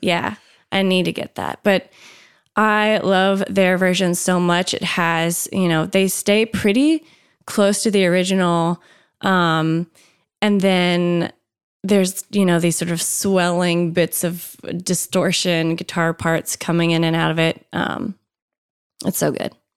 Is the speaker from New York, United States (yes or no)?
no; Tennessee, United States; I'm from Tennessee